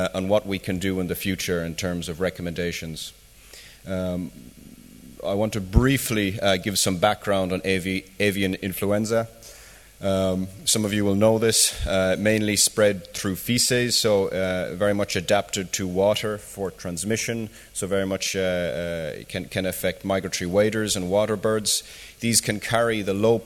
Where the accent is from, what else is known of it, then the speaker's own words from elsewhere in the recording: Ireland; moved away; I'm from Ireland myself initially